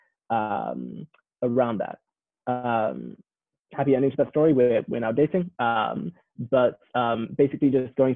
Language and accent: English; London, United Kingdom; accent: English; moved away as an adult; also born or lived in Midlands, England; now in Palo Alto, United States; So I am from and have grown up in London